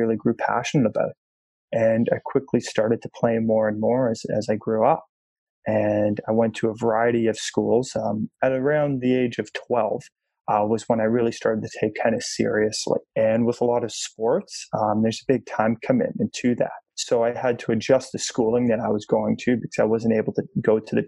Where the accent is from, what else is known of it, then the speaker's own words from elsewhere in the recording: Toronto, Ontario, Canada; I grew up here in Toronto, Canada, in an absolutely loving house.